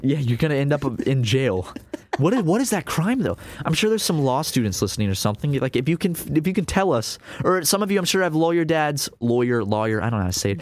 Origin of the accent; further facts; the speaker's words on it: South Carolina, United States; we grew up in South Carolina